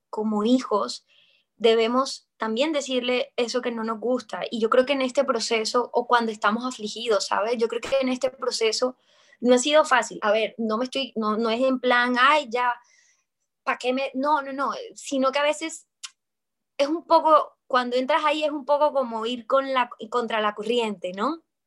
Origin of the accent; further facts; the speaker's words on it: Colombia; soy actriz colombiana